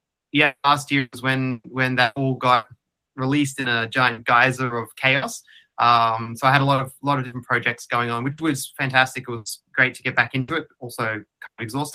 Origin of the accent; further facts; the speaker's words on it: Queensland, Australia; I grew up in Queensland